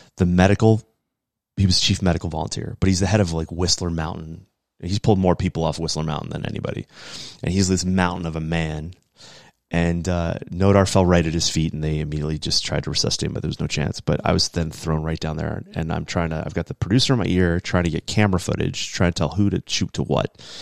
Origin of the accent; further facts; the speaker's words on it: New England, United States; being an American, um, and growing up in New England